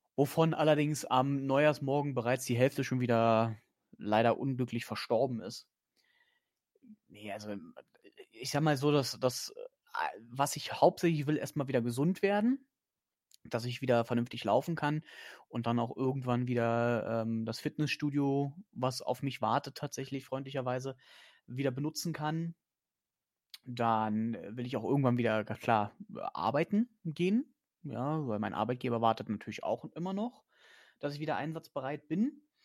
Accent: Germany; ich bin zwar in Deutschland geboren

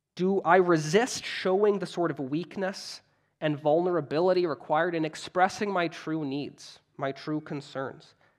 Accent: Canada; I'm Canadian

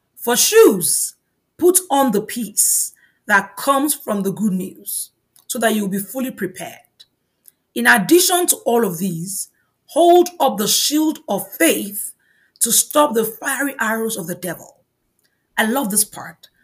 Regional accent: Nigeria; moved away; In my home country, Nigeria

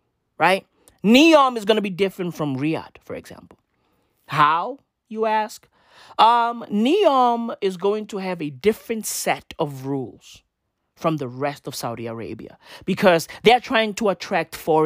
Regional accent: Johannesburg, Gauteng, South Africa; I'm a fucking Joburger, right? I'm a Joburger

